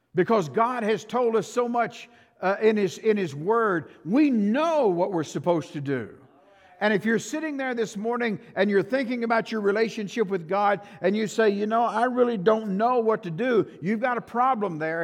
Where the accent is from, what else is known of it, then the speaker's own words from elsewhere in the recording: Shamrock, Texas, United States; I grew up in Shamrock.